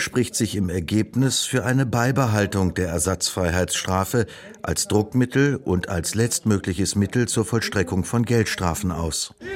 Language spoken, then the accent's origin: German; Berlin, Germany; also born or lived in Kazakhstan; komme gebürtig aus Kasachstan, lebe 25 Jahre in Berlin, eigentlich in Marzahn-Hellersdorf